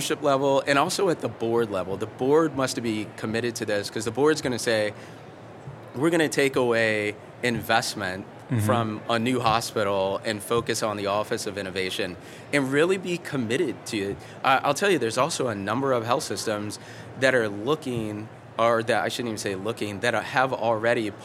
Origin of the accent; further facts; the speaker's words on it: Kentucky, United States; we're from Kentucky